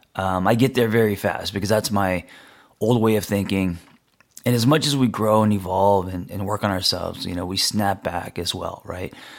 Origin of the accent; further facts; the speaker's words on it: Los Angeles, California, United States; I grew up in L